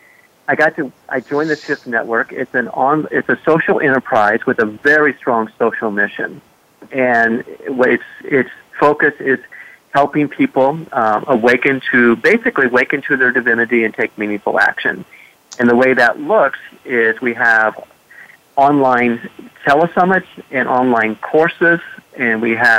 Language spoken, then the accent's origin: English; Indiana, United States; moved away; also born or lived in West Africa; growing up in Indiana, living in the bush in West Africa